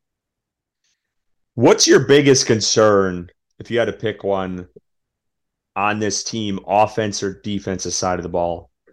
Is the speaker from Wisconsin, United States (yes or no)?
yes; Wisconsin, United States; moved away; Everyone knows I'm from Wisconsin. If you can't tell, just listen to my damn voice.